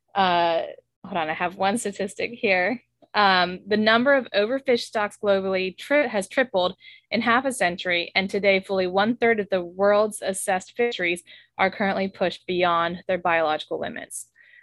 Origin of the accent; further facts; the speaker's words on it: South Louisiana, United States; we're from South Louisiana